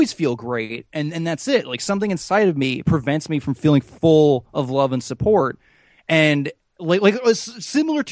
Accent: United States; I'm an American

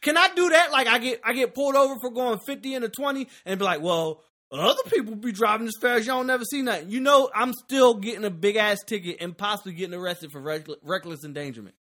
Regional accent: Philadelphia, Pennsylvania, United States; moved away; I'm from Philly. We lived next door to what happened, and we didn't leave school. Well, I was in the suburbs

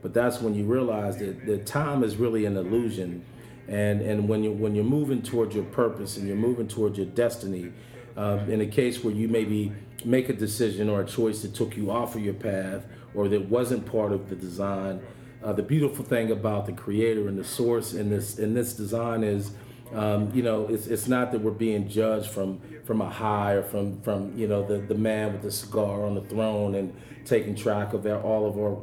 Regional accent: Pittsburgh, Pennsylvania, United States; where I grew up in Pittsburgh, I grew up in Homewood

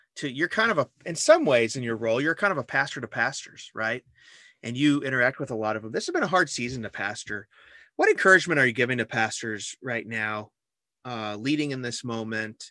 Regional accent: Illinois, United States; I'm from Illinois.

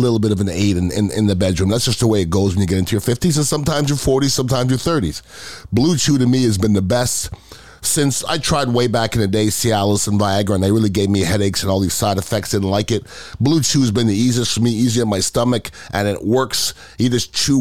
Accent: United States; as an American

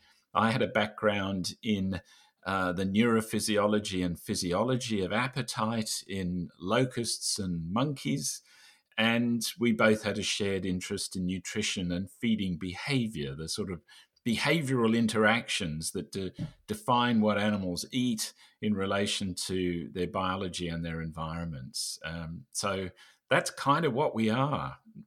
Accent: Australia; So I'm Australian, and I'm now currently living in Australia, as is David.

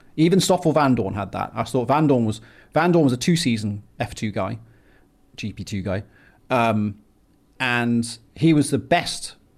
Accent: England, United Kingdom; now in United States; I was born in England and I live in America

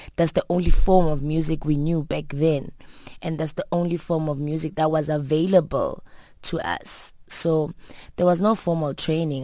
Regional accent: Soweto, Gauteng, South Africa; also born or lived in Port Elizabeth, South Africa; I grew up in Soweto. Um, I grew up in three different places in, in South Africa. Uh, being, um, Port Elizabeth, where my mother was born. And Soweto, like, four other parts of Soweto, you know. So, I'm, I'm proud to say that I'm a Sowetan girl

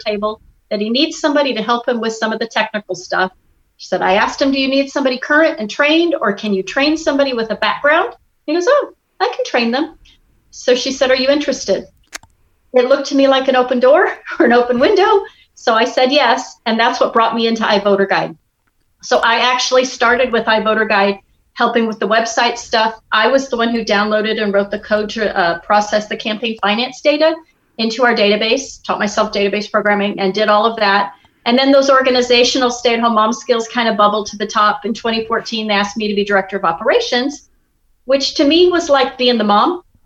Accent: Midwest, United States; moved away; I grew up in the Midwest

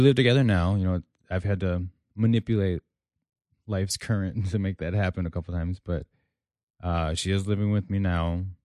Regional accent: Elgin, Illinois, United States; I'm from Elgin, Illinois

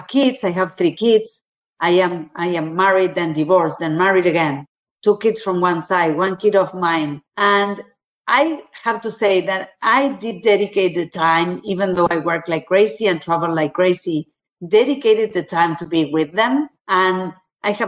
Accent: Argentina; also born or lived in Brazil; I was born in Argentina, 40 years of my career working in Latin America, Argentina, living in Argentina, Brazil

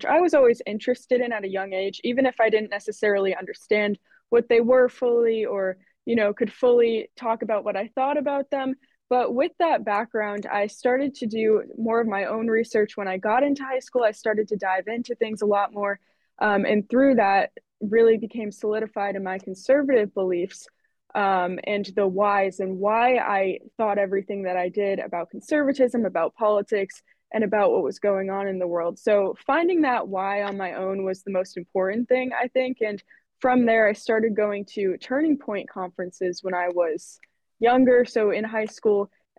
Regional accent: Eastern Connecticut, United States; So I grew up in Connecticut

